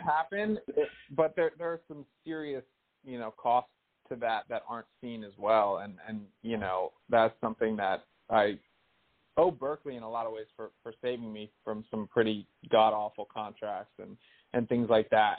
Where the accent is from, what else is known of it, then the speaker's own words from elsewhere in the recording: New Jersey, United States; also born or lived in New York City; now in Los Angeles, United States; I grew up in North Jersey